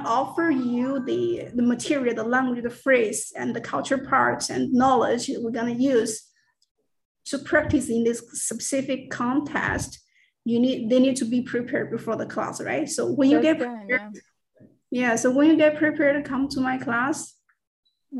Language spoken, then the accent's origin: English; China; first language Mandarin; English is a second language; moved away as an adult; also born or lived in Florida / Bay Area, California; now in United States; English is not my first language. My first language is, of course, Mandarin